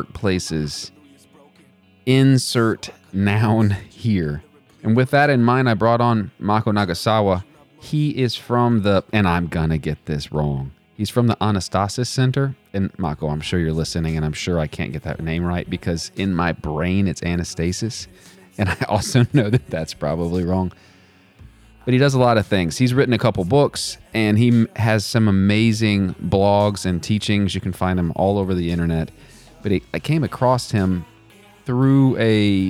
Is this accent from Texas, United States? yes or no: yes; Texas, United States; moved away as an adult; now in Virginia, United States; I'm from Texas and I now live in Virginia